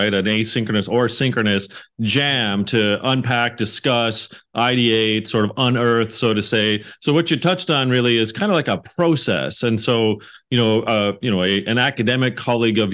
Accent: Canada; in Canada, it's Dragon's Den. We don't do Shark's Tank

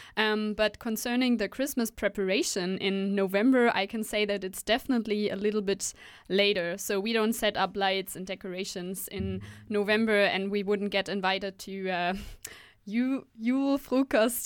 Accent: Hanover, Lower Saxony, Germany; now in Aarhus, Denmark; my hometown, which is Hanover

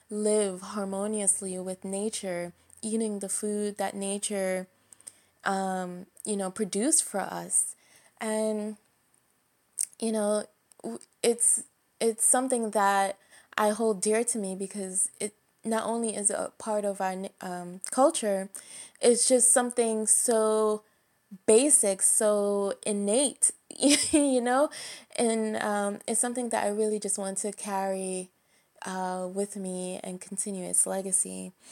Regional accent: Jamaica; personally speaking, I'm Jamaican. I know you can't tell from my voice, but I am.

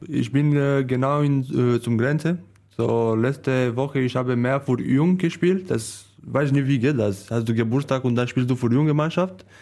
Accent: Romania; German is a second language; moved away; Meine Heimat ist Târgu aber in, ja, in eine Stadt

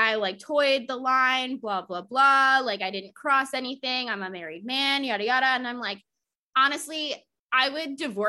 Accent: the South, United States; I can say this as a Southerner slash someone who grew up in the SEC slash someone who went to school, bartended, lived in the SEC

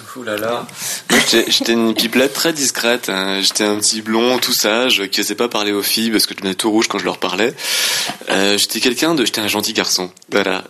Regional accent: Alsace, Grand Est, France; also born or lived in Laos

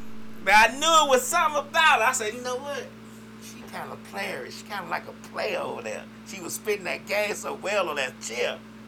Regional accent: Chicago, Illinois, United States; moved away; I'm from Chicago.

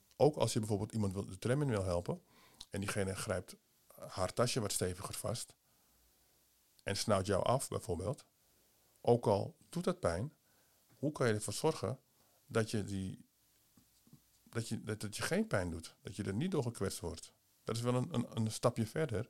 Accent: Amsterdam, North Holland, Netherlands; Amsterdam. Oké, waar van Amsterdam? Ja, Holendrecht

